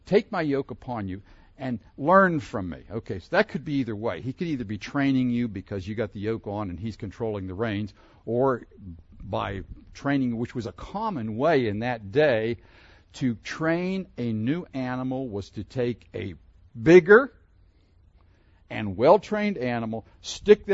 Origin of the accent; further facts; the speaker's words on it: Pittsburgh, Pennsylvania, United States; I grew up in Pennsylvania, near Pittsburgh